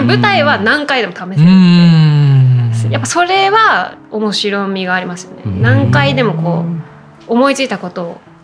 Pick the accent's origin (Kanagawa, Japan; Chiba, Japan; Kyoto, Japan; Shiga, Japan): Chiba, Japan; Funabashi; also born or lived in Kagoshima; 地元っていうと実は千葉県